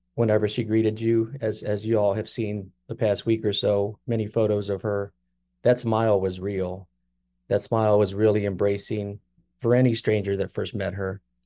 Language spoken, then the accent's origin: English; Kansas City, Missouri, United States; we all were born and raised in Kansas City